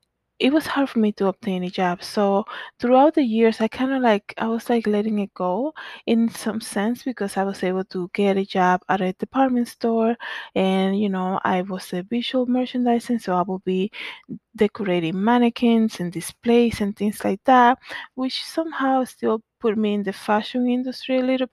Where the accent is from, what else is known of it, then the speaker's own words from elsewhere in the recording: Danbury, Connecticut, United States; also born or lived in Dominican Republic; So growing up in Danbury, Connecticut, where we came after moving from the Dominican Republic